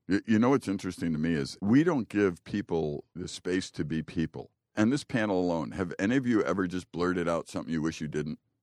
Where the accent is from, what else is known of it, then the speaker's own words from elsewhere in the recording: Chicago, Illinois, United States; now in Green Bay, United States; I grew up in Chicago in the, in the very Polish neighborhood.